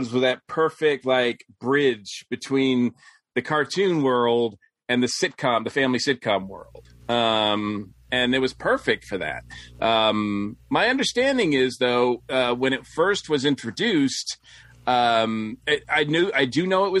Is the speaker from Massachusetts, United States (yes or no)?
yes; Massachusetts, United States; I grew up in Massachusetts.